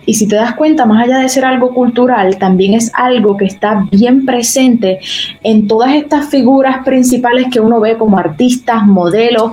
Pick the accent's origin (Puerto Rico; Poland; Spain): Puerto Rico; Arecibo; Yo me crié en Arecibo toda mi vida